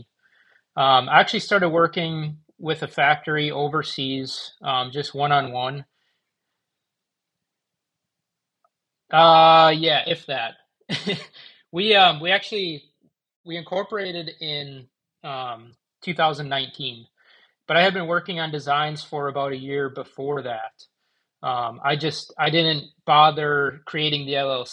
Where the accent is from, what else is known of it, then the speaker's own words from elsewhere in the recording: Manitowoc, Wisconsin, United States; I actually moved back to Manitowoc, my hometown